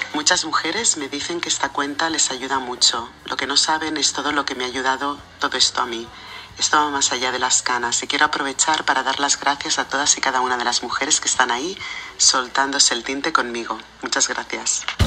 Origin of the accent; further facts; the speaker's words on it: Barcelona, Catalonia, Spain; now in Paris, France; vivo en París, Francia, aunque soy de Barcelona, España.